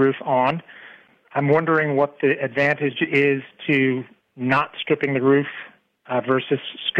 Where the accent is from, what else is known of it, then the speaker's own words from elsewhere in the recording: New York, United States; now in North Carolina, United States; I'm originally from the Northeast New York